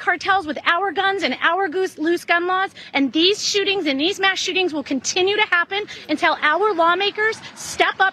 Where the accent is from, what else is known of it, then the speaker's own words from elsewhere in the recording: Highland Park, Illinois, United States; I'm from Highland Park